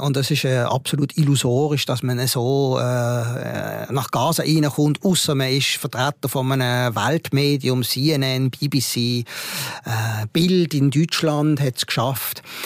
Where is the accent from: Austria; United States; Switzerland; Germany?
Switzerland; ich komme aus dem Ausland, ah, ich komme aus der Schweiz